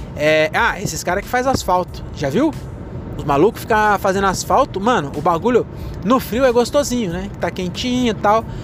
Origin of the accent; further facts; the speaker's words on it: Francisco Morato, São Paulo, Brazil; eu nasci em São Paulo, mas meus pais não vieram da Bahia